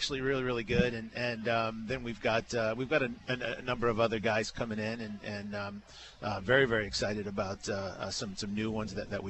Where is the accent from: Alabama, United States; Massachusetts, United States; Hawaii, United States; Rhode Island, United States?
Rhode Island, United States; I grew up in Rhode Island